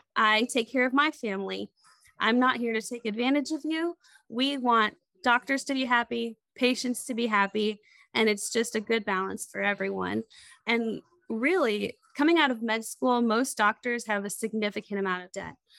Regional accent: Crawfordsville, Indiana, United States; born or raised there; also born or lived in Lewisburg, West Virginia; now in Indianapolis, United States

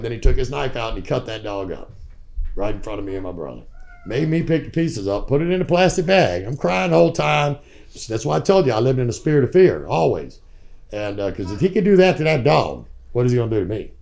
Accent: Virginia, United States; also born or lived in San Jose, California; We went back to Virginia because that's where I was born

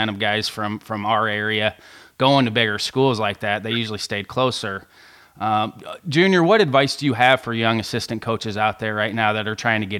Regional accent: Southern Indiana, United States; I grew up in Southern Indiana.

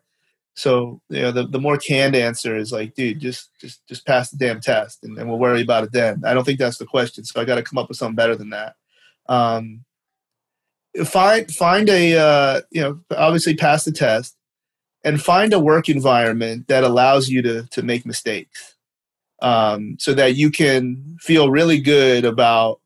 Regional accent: Canada; accent: Canadian; my Canadian accent

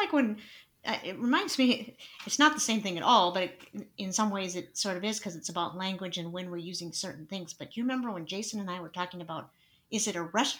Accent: Montana, United States; my home state, Montana

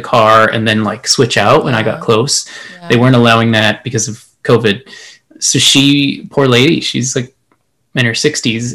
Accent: El Paso, Texas, United States; moved away; I am from El Paso, Texas, as you can see, a proud El Paso with my poster here

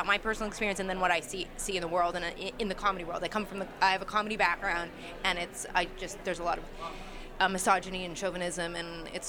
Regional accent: West Hollywood, California, United States; I live in L.A., so I'm in a very liberal... I'm from West Hollywood. Yeah. Like, I'm from a very liberal area

